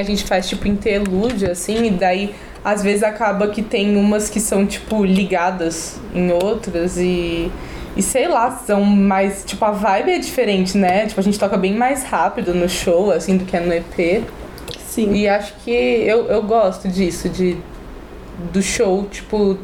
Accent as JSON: {"language": "Portuguese", "region": "São Paulo", "country": "Brazil", "tie": "born or raised there", "moved": "yes", "lives_now": "Florianópolis, Brazil", "said": "nasci em São Paulo, moro em Floripa"}